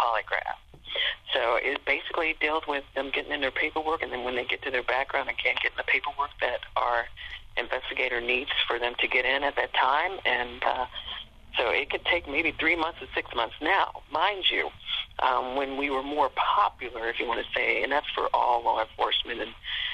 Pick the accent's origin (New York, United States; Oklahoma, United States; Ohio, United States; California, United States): Ohio, United States; Cincinnati; also born or lived in Portsmouth, Ohio; My first assignment was Portsmouth, Ohio, and I'm from Cincinnati, and so I was able to transfer back within a year to my, you know, close to my home area.